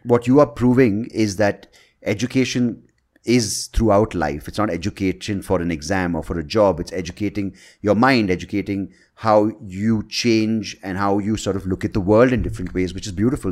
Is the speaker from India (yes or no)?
yes; Bangalore, Karnataka, India; also born or lived in Hyderabad; I'm from Bangalore, I live in Bangalore